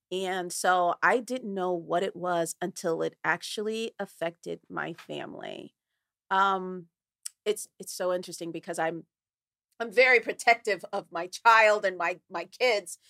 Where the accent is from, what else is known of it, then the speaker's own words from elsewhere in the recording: Newark, New Jersey, United States; I was brought up in Newark, New Jersey, in a very poor area